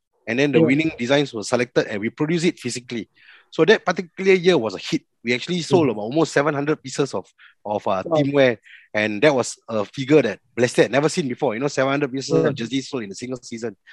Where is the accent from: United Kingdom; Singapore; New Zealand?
Singapore; as Singaporeans